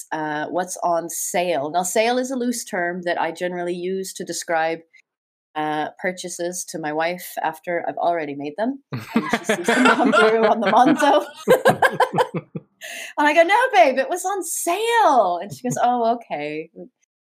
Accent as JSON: {"language": "English", "country": "United States", "said": "I am an American"}